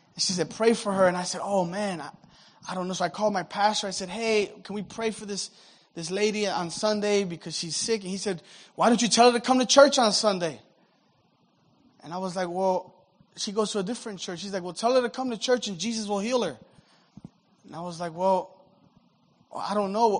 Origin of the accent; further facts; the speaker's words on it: United States; I'm American, I'm a Christian, but I'm not a former Muslim